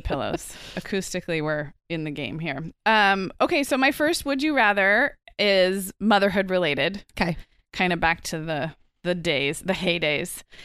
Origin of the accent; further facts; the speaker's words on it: Santa Barbara, California, United States; my hometown of Santa Barbara